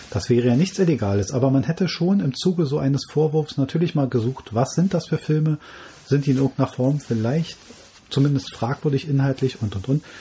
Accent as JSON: {"language": "German", "country": "Germany", "said": "bei uns in Deutschland"}